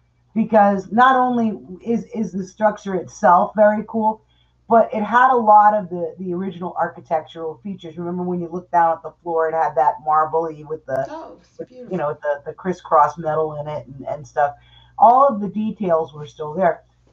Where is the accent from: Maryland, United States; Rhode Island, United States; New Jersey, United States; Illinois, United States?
Rhode Island, United States; moved away; I'm originally from Rhode Island